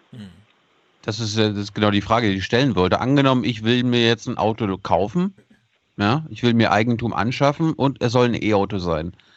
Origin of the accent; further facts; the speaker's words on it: Mecklenburg-Vorpommern, Germany; Ich bin Mecklenburger, ich komme vom Land, also vom richtigen Land